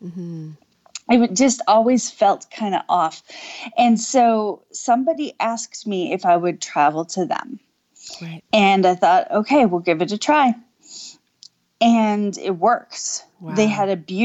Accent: Wisconsin, United States; now in Virginia, United States; I'm originally from Wisconsin

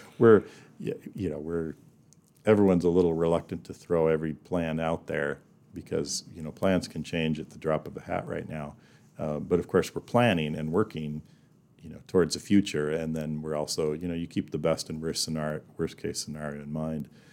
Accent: Bozeman, Montana, United States; moved away as an adult; also born or lived in Jackson Hole, Wyoming / Black Hills, South Dakota; now in Rapid City, United States; I was born in Bozeman, Montana

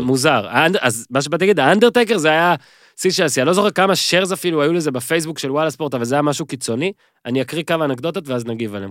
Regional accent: Northern District, Israel; אני מהצפון

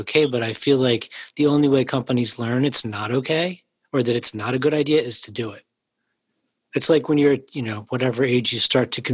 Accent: Philadelphia, Pennsylvania, United States; growing up in Philadelphia, where people are so quick to chop at your legs

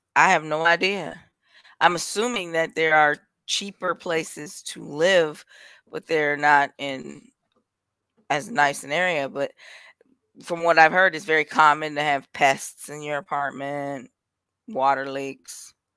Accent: Milwaukee, Wisconsin, United States; I'm from Milwaukee, so, yeah, we got corner stores all over the place

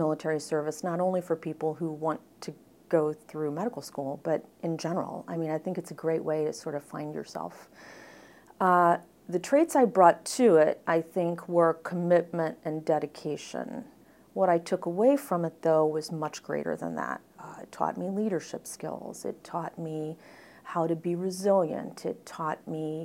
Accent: Midwest, United States; moved away as an adult; also born or lived in New York; I grew up in the Midwest, so I stuck close to home

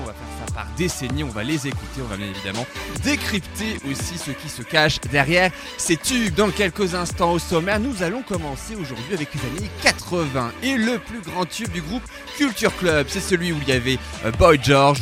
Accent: France; chez nous, en France

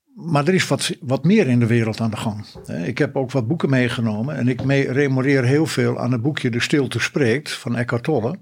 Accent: North Holland, Netherlands; also born or lived in Friesland (parents); Mijn ouders zijn Fries en dat heeft een enorme belangrijke pad in mijn leven wel gemaakt. niet altijd in positieve zin. Ik ben wel in Noord-Holland geboren

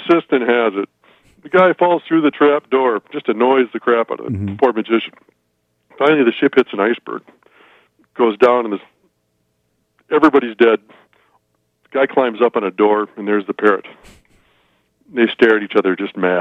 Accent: Midwest, United States; being a Midwesterner

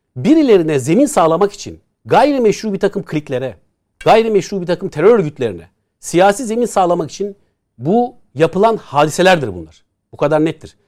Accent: Istanbul, Turkey; Haznedar'da büyüdük

